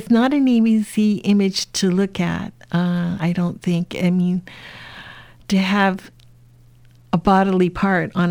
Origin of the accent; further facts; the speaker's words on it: United States; so, again, being Chinese American, being from a family of immigrants, you know, these experiences are always on your mind.